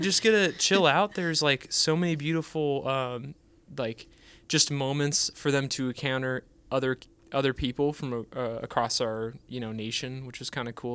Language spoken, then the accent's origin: English; California, United States; now in Texas, United States; we grew up in California